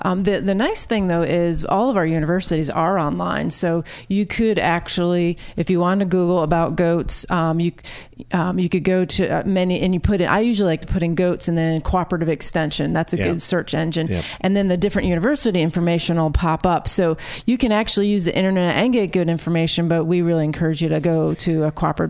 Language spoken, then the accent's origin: English; New York, United States; now in Georgia, United States; But the misconception was I was from New York City.